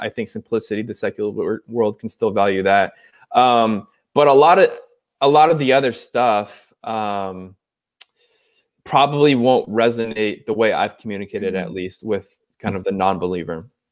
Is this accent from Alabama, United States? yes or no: no; Orange County, California, United States; so I'm from Southern California, so from from Orange County, California. Grew up uh, sort of like a I call like a country club kid